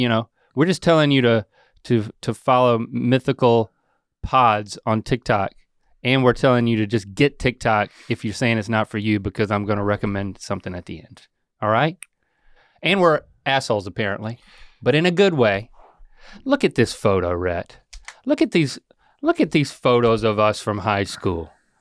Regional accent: North Carolina, United States; born or raised there

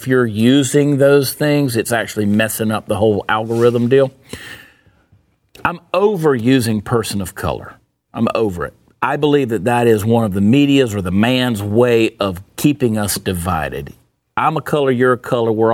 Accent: Augusta, Georgia, United States; Growing up in Augusta, Georgia, we had East Boundary, and we had Tobacco Road

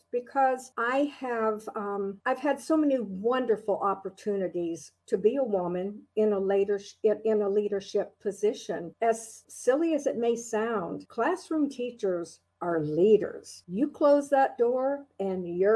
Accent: Orlando, Florida, United States; now in Palm Beach County, United States; I was born in Orlando, Florida

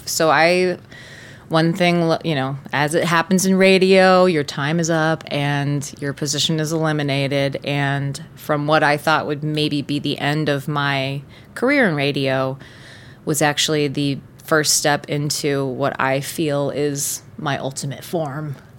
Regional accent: Tampa, Florida, United States; also born or lived in Gainesville; my hometown is Tampa

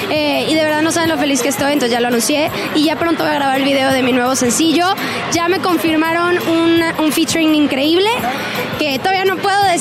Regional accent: Monterrey, Nuevo León, Mexico; tengo 21 años, soy de Monterrey, canto en inglés y en español.

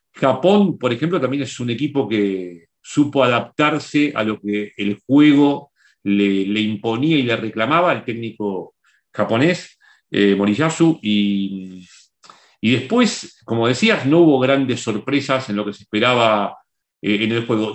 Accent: Argentina; moved away; mi país de origen.

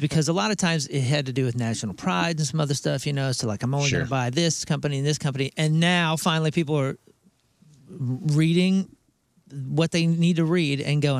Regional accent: United States; I was born in South County to teachers.

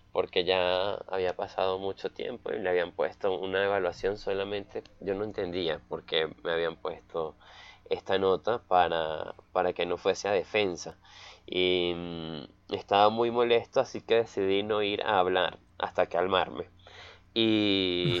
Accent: Valencia, Carabobo, Venezuela; soy de Caracas, soy de Valencia, una ciudad cerca de Caracas

